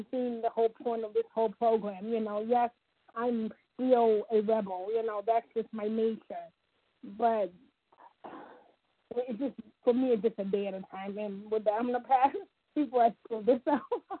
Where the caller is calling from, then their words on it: Ohio, United States; from Ohio.